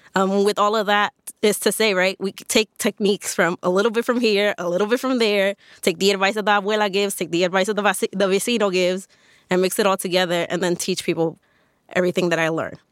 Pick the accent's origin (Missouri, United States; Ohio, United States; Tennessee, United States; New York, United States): New York, United States; New York City; also born or lived in Washington Heights, New York; Born and raised in New York, born in Washington Heights, raised in the South Bronx, went to high school in Harlem